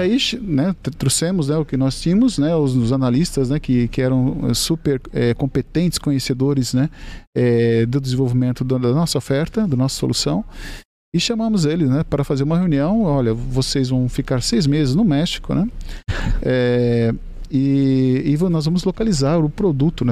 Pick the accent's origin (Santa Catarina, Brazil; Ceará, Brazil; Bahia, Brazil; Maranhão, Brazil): Santa Catarina, Brazil; Joinville; ambos somos de Joinville.